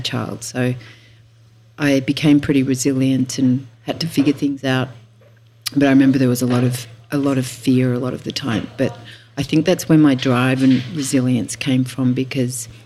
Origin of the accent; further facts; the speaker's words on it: Tamworth, New South Wales, Australia; also born or lived in Sunshine Coast, Queensland; now in Byron Bay, Australia; I'm a country girl. I was born in Tamworth, which is in northwest New South Wales